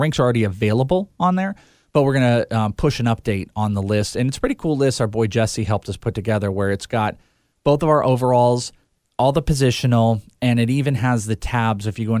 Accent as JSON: {"language": "English", "region": "Wales", "country": "United Kingdom", "said": "I am Welsh."}